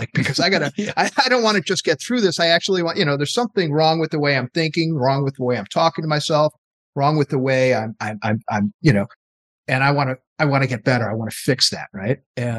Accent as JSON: {"language": "English", "region": "East Coast", "country": "United States", "tie": "born or raised there", "said": "I grew up on the East Coast"}